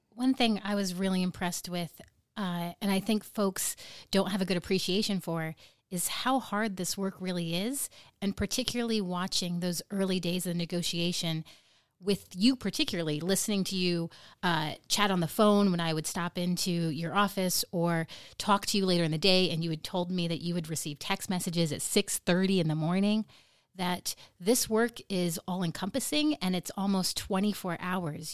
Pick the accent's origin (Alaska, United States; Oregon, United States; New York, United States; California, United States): Alaska, United States; Nome; people from my hometown of Nome